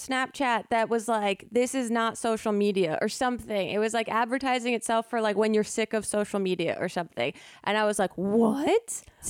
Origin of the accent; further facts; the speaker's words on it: East Coast, United States; now in Los Angeles, United States; we grew up on the East Coast.